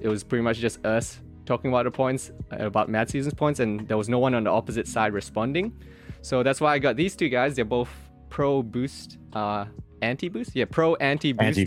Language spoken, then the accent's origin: English; Australia; moved away as an adult; now in South Korea; I grew up in Australia, yeah, and, and I'm in Korea right now